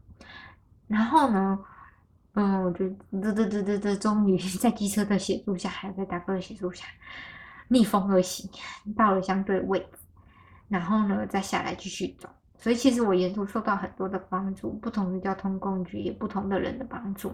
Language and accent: Chinese; Taichung, Taiwan; 就回到台中了。 就回家我家乡了